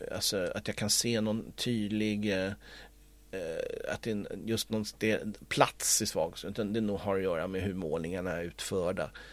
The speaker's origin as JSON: {"language": "Swedish", "town": "Stockholm", "region": "Stockholm County", "country": "Sweden", "tie": "born or raised there", "said": "jag är ju uppvuxen i Stockholm men jag är uppvuxen också med spårvagn."}